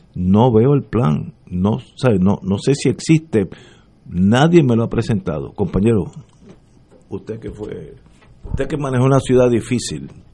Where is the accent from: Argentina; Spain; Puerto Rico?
Puerto Rico; como puertorriqueño que soy